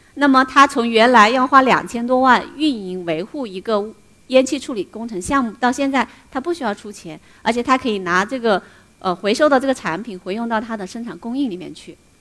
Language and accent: Chinese; Xiang River, Hunan, China; also born or lived in Germany; 我的家乡，湘江